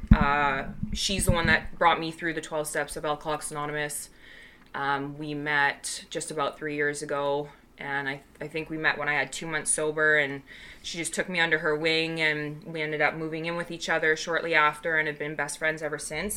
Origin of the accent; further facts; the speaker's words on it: Canada; I am Canadian, but I'll just like pick up an American accent